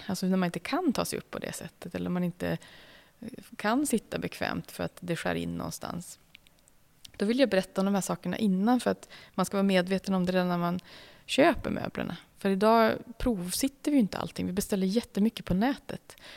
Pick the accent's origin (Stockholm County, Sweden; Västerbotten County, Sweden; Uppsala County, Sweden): Västerbotten County, Sweden; Umeå; den stan där jag växte upp i, i Umeå